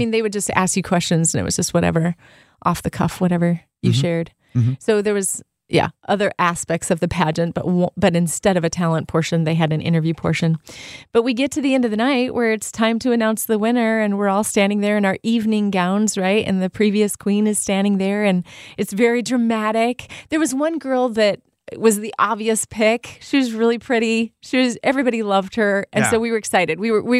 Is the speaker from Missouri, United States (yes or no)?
no; Artesia, California, United States; Artesia is the city that I grew up in Southern California.